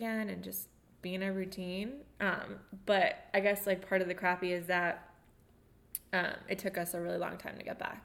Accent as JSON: {"language": "English", "country": "United States", "said": "We are American."}